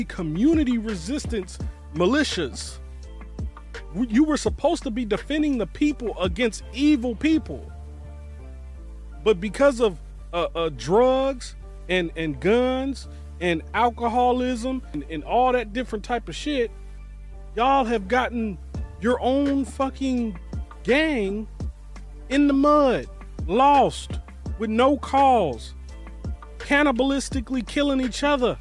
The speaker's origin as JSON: {"language": "English", "area": "Bay Area", "region": "California", "country": "United States", "said": "I'm from the Bay Area originally, California originally"}